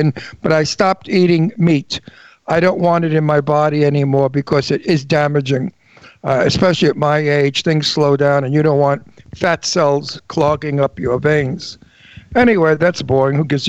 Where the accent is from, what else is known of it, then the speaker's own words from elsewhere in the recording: New York, United States; I come from New York, where we watch our words.